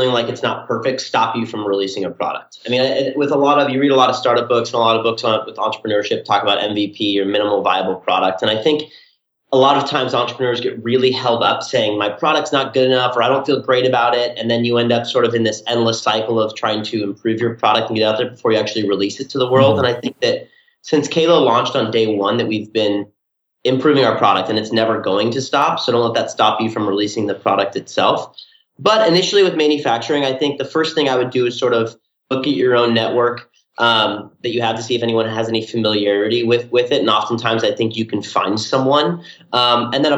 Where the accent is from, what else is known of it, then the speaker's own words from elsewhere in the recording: Southern California, United States; we're from Southern California